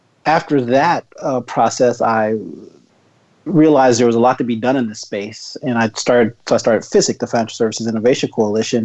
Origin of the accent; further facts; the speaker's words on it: Texas, United States; moved away as an adult; now in Washington, D.C., United States; I'm from Texas originally. I ended up in D.C. to go to law school